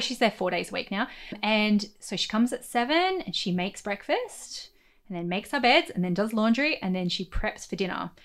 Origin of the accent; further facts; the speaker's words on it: Central Coast, New South Wales, Australia; I'm from the Central Coast, right? I grew up in like housing commission on the Central Coast.